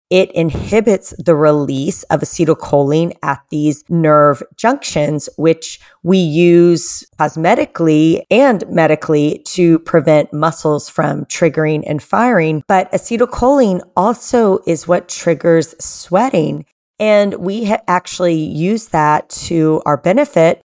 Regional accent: Atlanta, Georgia, United States; my hometown of Atlanta

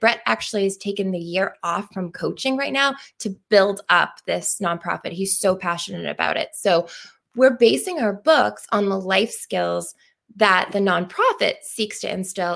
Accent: Pembroke, Massachusetts, United States; also born or lived in Plymouth, Massachusetts; am originally from Pembroke and now um, from Plymouth

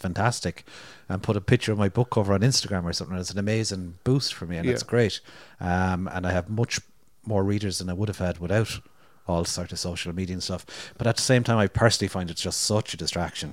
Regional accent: Limerick and Cork, Munster, Ireland; I grew up in Limerick and in Cork and lived in cities

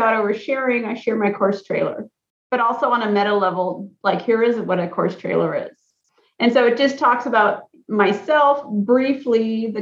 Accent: Alaska, United States; I'm from Alaska

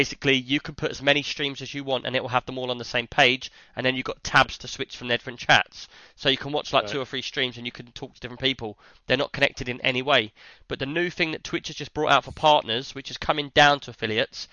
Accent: London, United Kingdom; I'm not even from East London. I'm from West London.

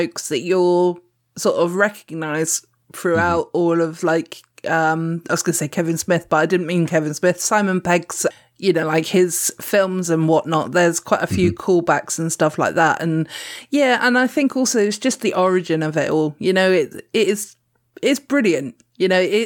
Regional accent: Dorset, South West England, United Kingdom; accent: Dorset; we're both from Dorset

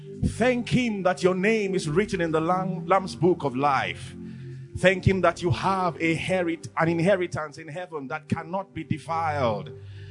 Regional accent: Lekki, Lagos, Nigeria; Is it because I'm from Lekki?

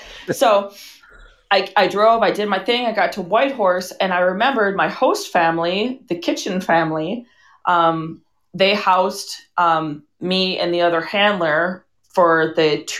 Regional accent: International Falls, Minnesota, United States; moved away; I was born in International Falls, which is on the border. Right. Northernmost city in the lower 48.

